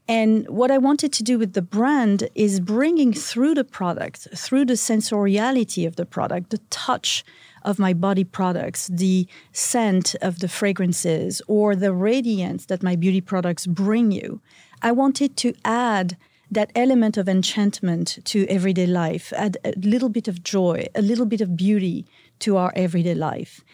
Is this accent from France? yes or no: yes; Antibes, Provence-Alpes-Côte d'Azur, France; moved away; I was born in a little town called Antibes